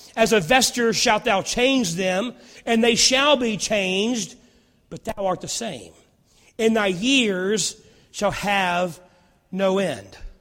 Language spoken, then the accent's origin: English; Rustburg, Virginia, United States; I grew up in Rustburg, and I remember when I was a kid, we had one stoplight